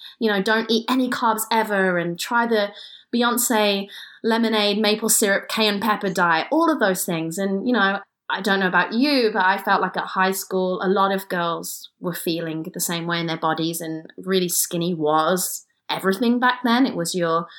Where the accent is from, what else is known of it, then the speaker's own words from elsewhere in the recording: Kidderminster, West Midlands, United Kingdom; I'm from Kidderminster, England